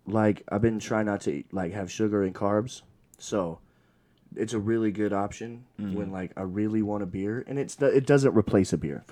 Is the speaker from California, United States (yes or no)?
no; Utah, United States; I'm uncultured. I'm from Utah